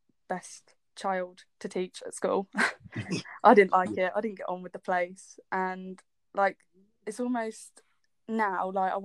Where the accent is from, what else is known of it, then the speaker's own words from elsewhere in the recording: Brackley, East Midlands, United Kingdom; Brackley, which is where I'm from.